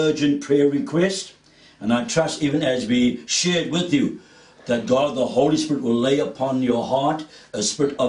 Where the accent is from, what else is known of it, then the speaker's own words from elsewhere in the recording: South Africa; As a South African, I grew up in the period of apartheid